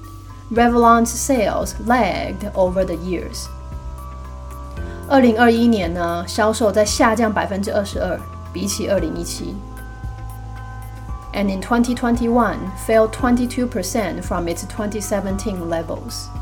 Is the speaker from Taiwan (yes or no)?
no; China; 就是避开啊我们中国人所谓的脏东西啊，就是有的没有的啊，鬼魂之类的